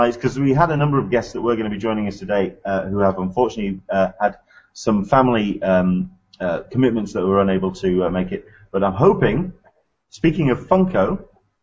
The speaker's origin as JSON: {"language": "English", "region": "England", "country": "United Kingdom", "said": "I'm from England"}